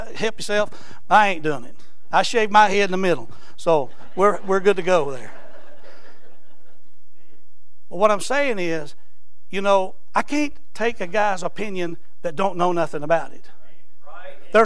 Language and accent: English; Eastern Kentucky, United States; now in Florence, United States; I'm from Eastern Kentucky